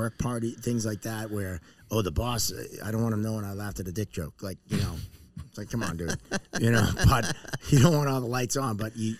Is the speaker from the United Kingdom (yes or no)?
no; Dedham, Massachusetts, United States; also born or lived in West Roxbury, Boston / South Boston / Braintree; now in Medfield, United States; my formative years in Dedham, right over the line.